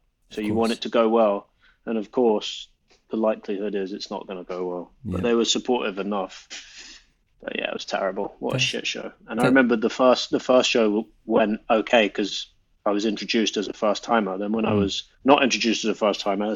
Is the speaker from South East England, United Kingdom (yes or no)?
no; London, United Kingdom; I didn't grow up in Chesham. I grew up in North London